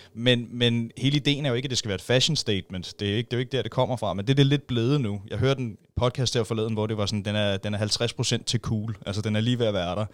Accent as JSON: {"language": "Danish", "town": "Roskilde", "region": "Zealand", "country": "Denmark", "tie": "born or raised there", "said": "jeg er født og opvokset i Roskilde"}